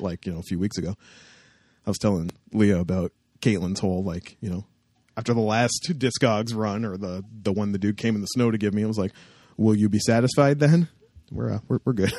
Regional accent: Windsor, Ontario, Canada; I was from Windsor and had friends down there

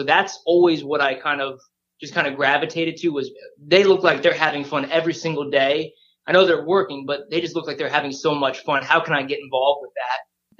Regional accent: San Diego, California, United States; also born or lived in Japan; I grew up in San Diego for a couple of years, and I absolutely loved Tony Gwynn.

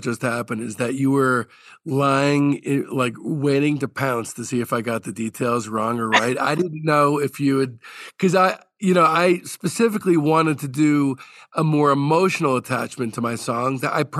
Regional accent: New Jersey, United States; I grew up in New Jersey

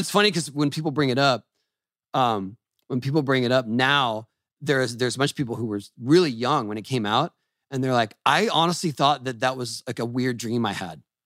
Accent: San Diego, California, United States; I grew up in San Diego

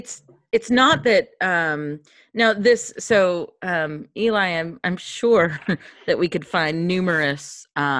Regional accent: Kentucky, United States; moved away; also born or lived in upstate New York; I'm from Kentucky

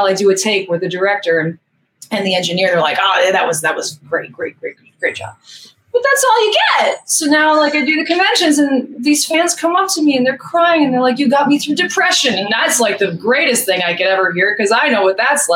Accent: New York City, New York, United States; my hometown where I was born and raised in Queens

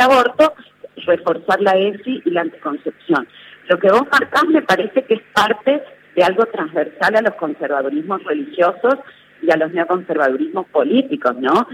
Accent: Tucumán, Argentina; yo soy tucumana

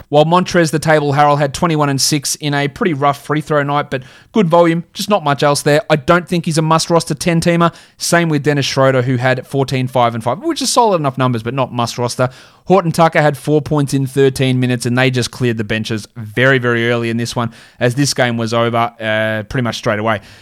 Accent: Australia; That's just how we say it in Australia

